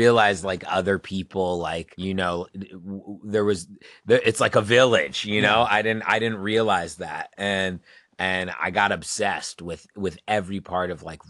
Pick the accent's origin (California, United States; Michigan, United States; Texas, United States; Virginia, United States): Virginia, United States; In Virginia.